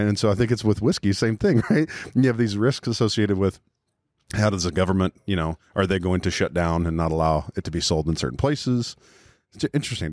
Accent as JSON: {"language": "English", "region": "Texas", "country": "United States", "tie": "born or raised there", "said": "I went to school in Texas, and I grew up there. I'm from there. I'm native Texan"}